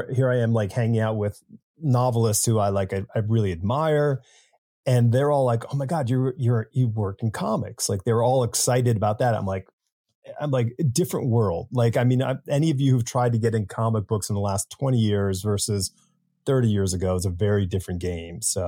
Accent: Newtown, Connecticut, United States; I grew up in Newtown, Connecticut.

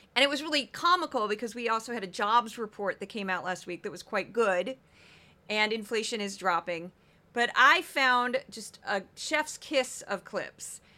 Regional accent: Missouri, United States; my home state of Missouri

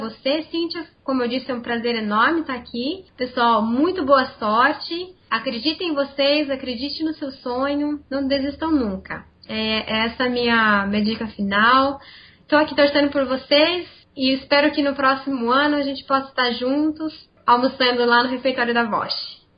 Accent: Campinas, São Paulo, Brazil; sou aqui de Campinas, onde eu trabalho

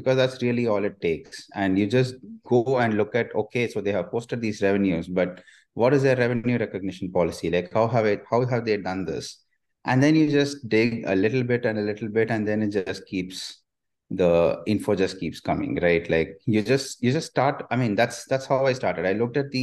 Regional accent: India; I'm an Indian

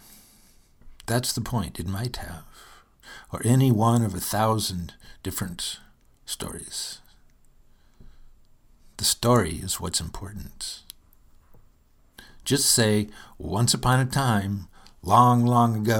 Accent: Michigan, United States; I'm from Michigan, where winters are arduous affairs

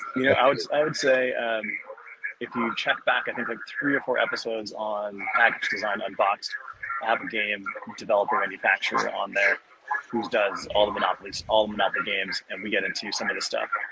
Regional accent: Arizona, United States; I'm from Arizona, so we don't change our clock

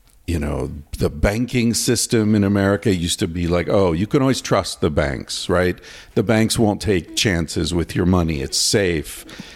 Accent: United States; As an American

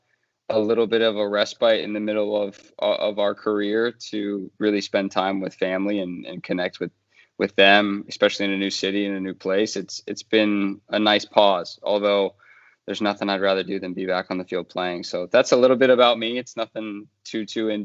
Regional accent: Columbus, Ohio, United States; moved away as an adult; now in Miami, United States; I grew up in Columbus, Ohio

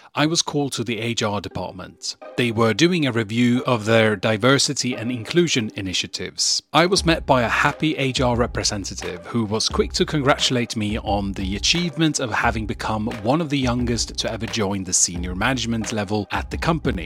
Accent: Sweden; I was born and raised in Sweden

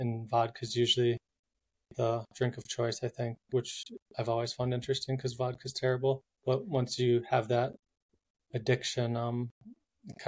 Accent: Minnesota, United States; now in Boulder, United States; I'm from Minnesota, Minnesota. Minnesota. Live in Boulder, three quarters time.

